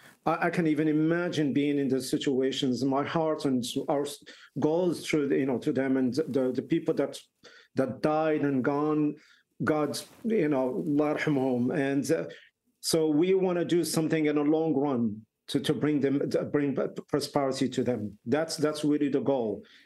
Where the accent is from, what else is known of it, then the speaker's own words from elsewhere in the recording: Marrakesh, Marrakesh-Safi, Morocco; now in Ireland; I grew up in Marrakesh